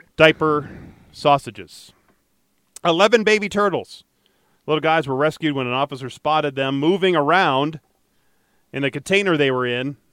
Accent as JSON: {"language": "English", "town": "Detroit", "region": "Michigan", "country": "United States", "tie": "born or raised there", "said": "Growing up in Detroit"}